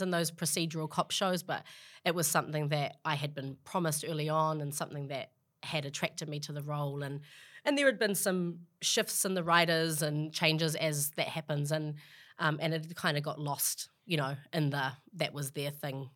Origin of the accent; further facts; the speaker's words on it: Auckland, New Zealand; moved away as an adult; also born or lived in Australia; now in New York, United States; I grew up in Glenennis with a single mum and, you know, five siblings.